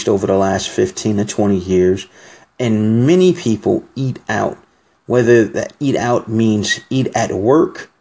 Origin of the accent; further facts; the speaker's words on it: New York City, New York, United States; I'm from New York City